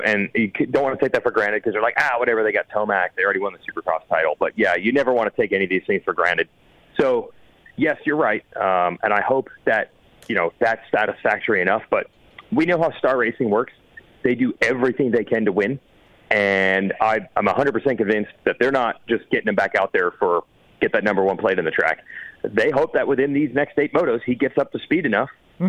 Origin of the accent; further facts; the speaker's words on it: New Jersey, United States; This was the localist track to me growing up in New Jersey.